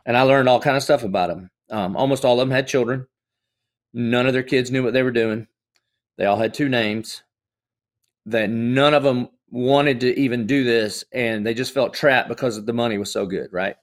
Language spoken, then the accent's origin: English; the South, United States; I grew up in the South, so I, I would have considered myself a Christian just like most good old Southern boys do.